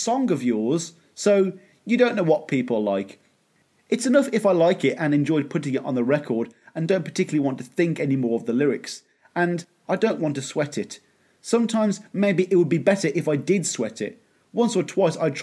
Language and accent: English; Birmingham, West Midlands, United Kingdom; the Victorian era version of Birmingham. Again, my hometown